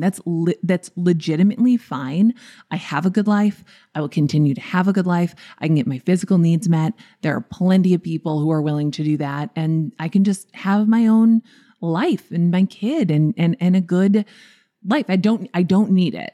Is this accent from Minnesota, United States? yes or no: yes; Minnesota, United States; I'm from Minnesota.